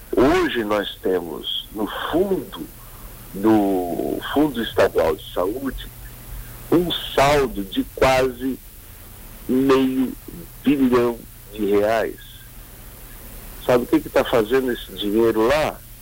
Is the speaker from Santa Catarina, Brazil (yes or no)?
yes; Criciúma, Santa Catarina, Brazil; also born or lived in Joinville; Eu morei muito tempo em Criciúma, mas em sessenta e oito o papai veio morar em Joinville. Eu nasci em setenta e depois de setenta e seis eu fui morar em Criciúma